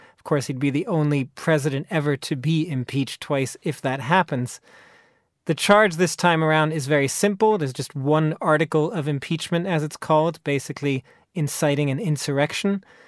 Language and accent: English; United States; moved away; I'm also American